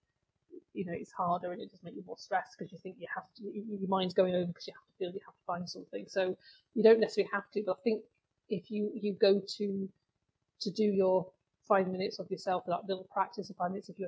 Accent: Cambridge, East of England, United Kingdom; moved away as an adult; also born or lived in Manchester; now in Stockport, United Kingdom; Well, I was born and bred in Cambridge, but I came up here in 1984.

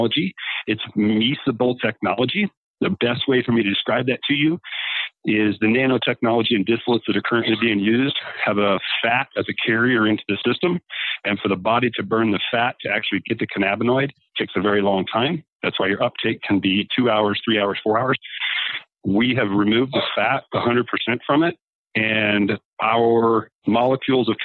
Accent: Indiana, United States; moved away as an adult; now in Colorado, United States; growing up in Indiana, and I was a farmer

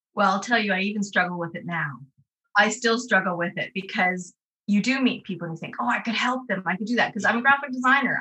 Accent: Canada; moved away as an adult; now in North West England, United Kingdom; my accent will confuse you because I was born and raised in Canada. Um, but I left in 2002

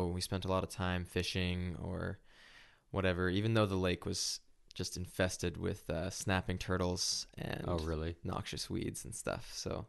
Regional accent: Salt Lake City, Utah, United States; born there; Yes. I was born in Salt Lake, Utah.

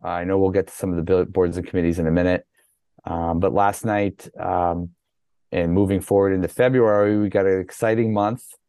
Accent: Massachusetts, United States; moved away as an adult; also born or lived in North Carolina; I grew up here, moved back here in 1999

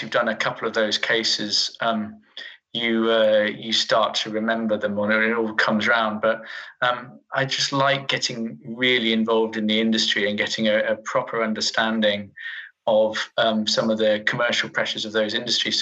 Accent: Yorkshire and the Humber, United Kingdom; I grew up in Yorkshire

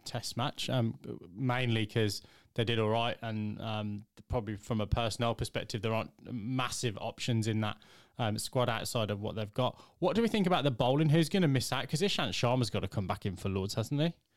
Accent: England, United Kingdom

